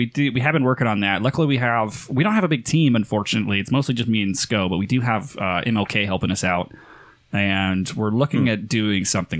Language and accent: English; United States; moved away; You immediately stand out as an American in Northern Ireland or in Scotland